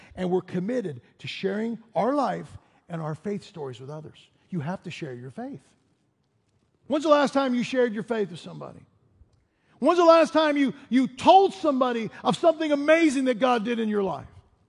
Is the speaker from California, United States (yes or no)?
no; Chicago, Illinois, United States; now in Denver, United States; I remember we moved to Denver and we came from Chicago. In our community in Chicago, all of the school stuff was paid for. We get to Denver, and they hand me this list.